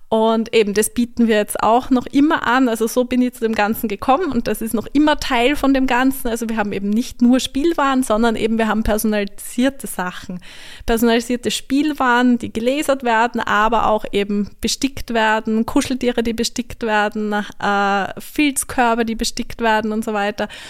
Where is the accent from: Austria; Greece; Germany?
Austria; Vienna; moved away as an adult; also born or lived in Graz; now in St. Ruprecht an der Raab, Austria; Ich komme eigentlich aus Wien, bin aber durch meinen Mann in der Steiermark gelandet.